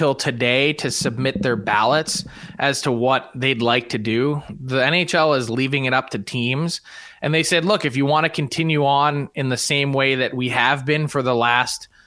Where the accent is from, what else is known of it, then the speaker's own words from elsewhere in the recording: Philadelphia, Pennsylvania, United States; I was actually at those games in Philly as a kid